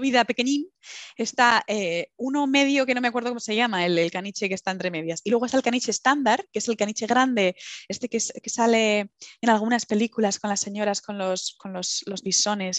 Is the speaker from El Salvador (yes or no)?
no; Villanueva de la Cañada, Community of Madrid, Spain; moved away as an adult; also born or lived in London; now in Aberdeen, United Kingdom; yo soy de Madrid, de Madrid, pero me, he criado en Villanueva de la Cañada prácticamente, que es, bueno, es un pueblito de las afueras de Madrid